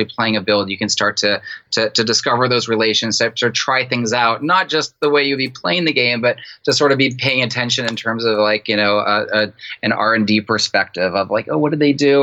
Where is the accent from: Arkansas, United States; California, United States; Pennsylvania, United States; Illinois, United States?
California, United States; San Francisco; I grew up in San Francisco